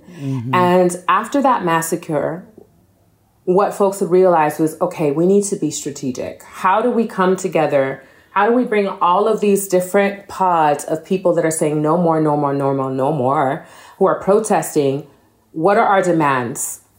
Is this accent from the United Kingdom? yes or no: no; Nigeria; my experience as a Nigerian has been going home and feeling like being very aware of the disparities